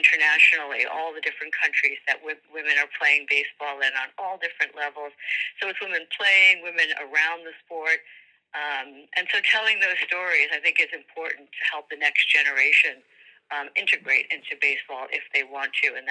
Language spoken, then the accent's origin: English; New York, United States; We grew up in New York